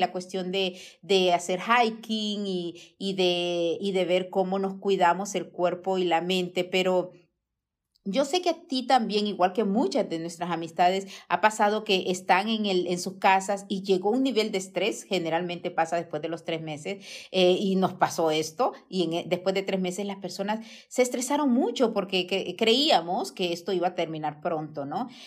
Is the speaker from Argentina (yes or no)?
no; Honduras; moved away; de mi tierra, Catracha